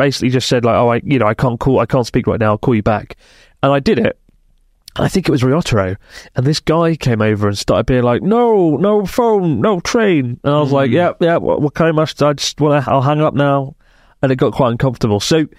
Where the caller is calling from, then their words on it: Sydney, New South Wales, Australia; from Sydney, Australia.